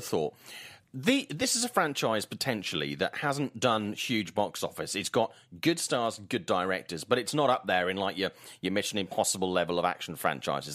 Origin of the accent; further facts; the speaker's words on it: Swansea, Wales, United Kingdom; accent: Welsh lilt; my hometown of Swansea in South Wales